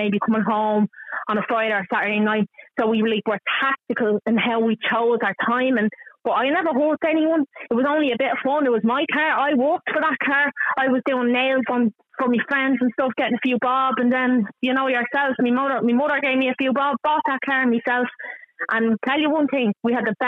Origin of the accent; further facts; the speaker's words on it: Dublin, Leinster, Ireland; I'm from Hartstown, lived in Hartstown all my life, still live in fucking Hartstown